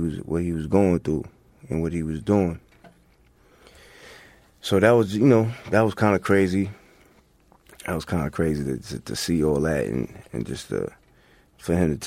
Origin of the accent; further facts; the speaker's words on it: Hempstead, New York, United States; also born or lived in Queens; growing up in Long Island, in Hempstead